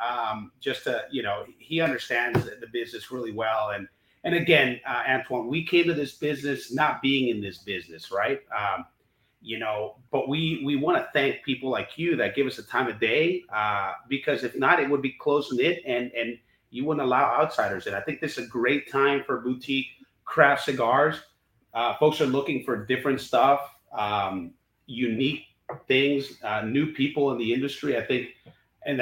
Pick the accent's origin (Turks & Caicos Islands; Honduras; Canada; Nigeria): Honduras; now in United States; we're Honduran, you know, we grew up in Honduras.